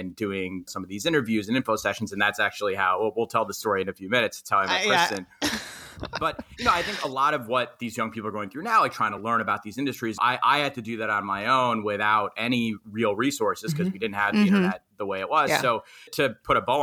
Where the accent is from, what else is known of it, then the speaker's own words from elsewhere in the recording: New York City, New York, United States; I'm from Queens, New York.